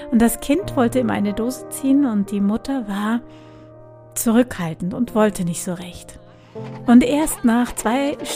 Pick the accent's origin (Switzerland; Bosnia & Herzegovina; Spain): Bosnia & Herzegovina; moved away; meine erste Liebe, also mit 17 habe ich kennengelernt und wir sind ursprünglich aus Bosnien gekommen. Wir haben uns getrennt, der Krieg hat uns getrennt.